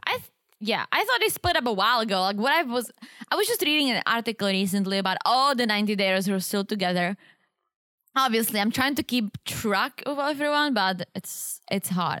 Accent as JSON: {"language": "English", "country": "Czechia", "tie": "born or raised there", "second_language": "English", "moved": "yes", "said": "growing up in Czech"}